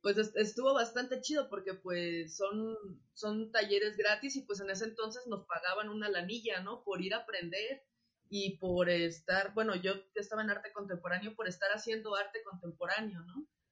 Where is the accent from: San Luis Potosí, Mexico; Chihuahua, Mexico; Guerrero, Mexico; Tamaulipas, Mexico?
Guerrero, Mexico; Acapulco; moved away; yo soy de Acapulco